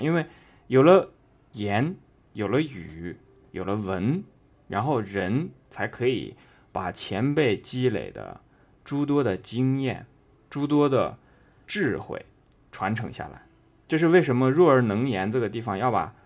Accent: China; 我们中国人

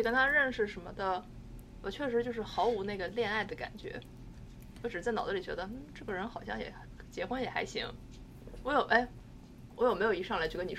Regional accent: Shandong, China; 但是对我们山东人来说，没有一米八就是。

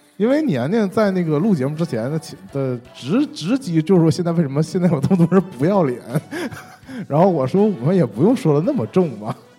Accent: Shenyang, Liaoning, China; accent: Northeastern; 我们沈阳不是现在就剩 嗯 洗浴中心了吗？ 嗯 洗浴中心门前就在那儿，就是因为我们东北话

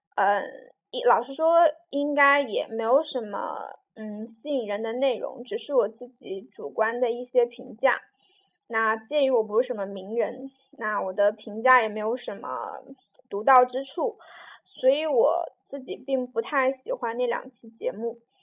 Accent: Jiujiang, Jiangxi, China; also born or lived in Nanchang; 我家乡是九江嘛，那一个很小的城市

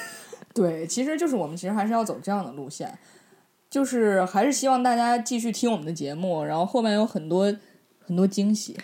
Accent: Inner Mongolia, China; moved away; 我们内蒙人民就比较给你们一样友好团结嘛

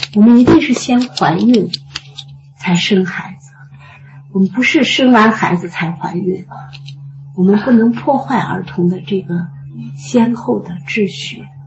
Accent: China; 我们中国人

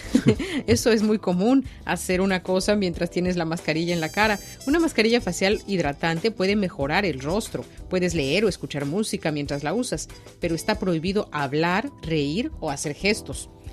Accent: Mexico; now in China; en mi país, en México

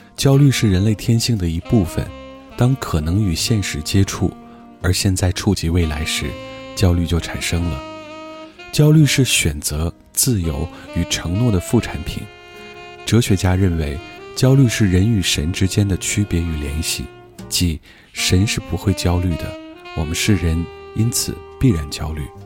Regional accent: China; 我们中国人

